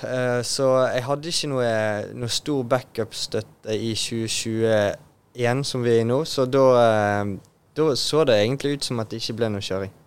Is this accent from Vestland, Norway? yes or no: yes; Bergen, Vestland, Norway; å være bergenser og Åsane-bo